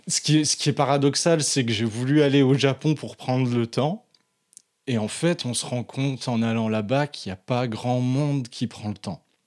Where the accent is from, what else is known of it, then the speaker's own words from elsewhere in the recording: Mâcon, Bourgogne-Franche-Comté, France; la bibliothèque municipale de Macon là où j'ai grandi